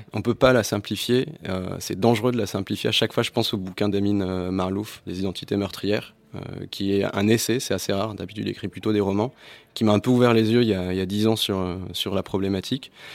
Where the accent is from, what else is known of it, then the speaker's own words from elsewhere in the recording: Tunisia; Nous-mêmes, on s'appelle les Arabes, on dit qu'on parle arabe alors qu'on parle tunisien